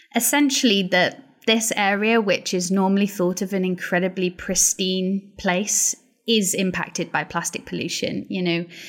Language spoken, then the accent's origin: English; Pembrokeshire, Wales, United Kingdom; moved away; also born or lived in Glasgow; So I'm from Pembrokeshire and, um, it's a beautiful part of Wales